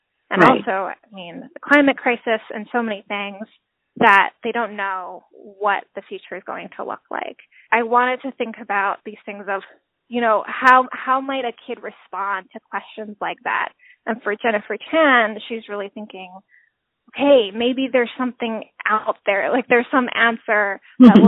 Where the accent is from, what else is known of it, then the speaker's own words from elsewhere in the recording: Honolulu, Hawaii, United States; moved away; I grew up in Hawaii.